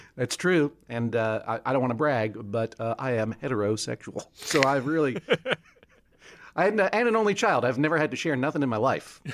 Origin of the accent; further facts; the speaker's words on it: New England, United States; I'm from New England